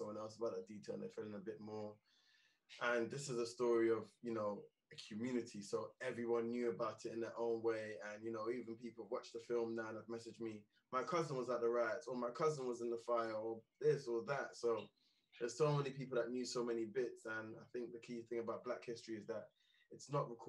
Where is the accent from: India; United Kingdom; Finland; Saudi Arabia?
United Kingdom; London; also born or lived in Brixton / Sydenham; So I was born in Brixton, and I grew up in Lewisham. I live in Sydenham now